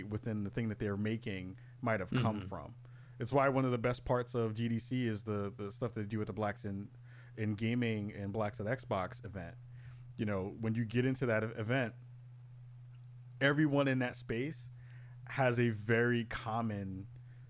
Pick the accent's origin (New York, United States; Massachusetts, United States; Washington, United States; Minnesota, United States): New York, United States; New York City; growing up in the Bronx when I was, you know, in my young days in the early 80s